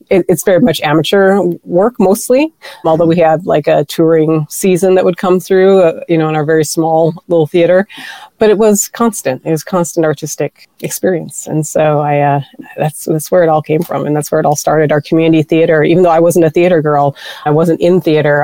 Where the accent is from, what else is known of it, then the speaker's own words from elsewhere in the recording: Pierre, South Dakota, United States; moved away; I grew up in South Dakota, and that's where my people are from. I'm Lakota, I'm Sichangu Lakota